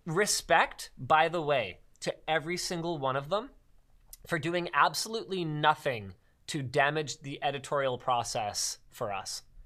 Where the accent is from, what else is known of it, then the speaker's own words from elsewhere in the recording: Canada; we're Canadian